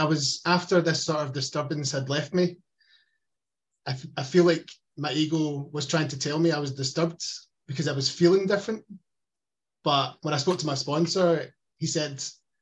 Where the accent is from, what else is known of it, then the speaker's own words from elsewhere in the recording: Glasgow, Scotland, United Kingdom; accent: Glaswegian; I've got a Glaswegian accent in Scotland